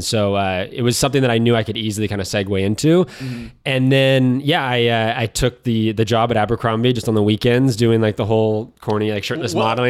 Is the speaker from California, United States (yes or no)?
yes; Korsgold, California, United States; Originally, I'm from a town called Korsgold, which no one knows what that is or where it's at. It's about 15 miles just south of Yosemite National Park.